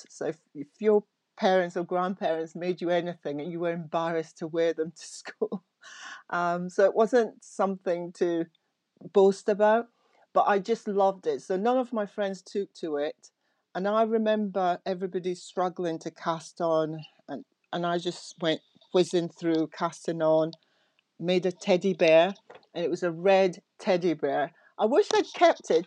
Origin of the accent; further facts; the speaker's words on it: Aberdeen, Scotland, United Kingdom; I went to school in Aberdeen, um, in Scotland. So I was brought up in Scotland